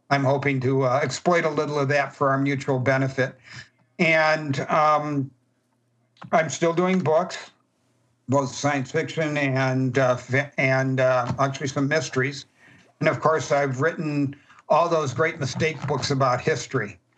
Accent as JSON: {"language": "English", "town": "Chicago", "region": "Illinois", "country": "United States", "said": "And we put various, we're from Chicago, so we made it with gangsters."}